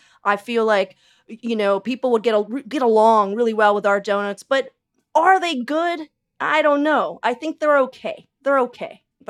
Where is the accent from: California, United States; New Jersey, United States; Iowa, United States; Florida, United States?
California, United States; Los Angeles; born there; now in Portland, United States; I was born in Los Angeles, but I came up here so long ago and never moved away.